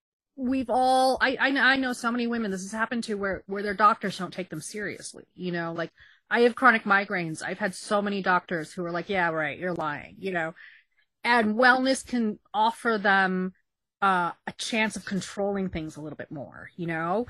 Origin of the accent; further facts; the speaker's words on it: Queens, New York, United States; It's like, oh, it's a mystic from South Asia. Oh, yes. And it's like, no, I'm from Queens.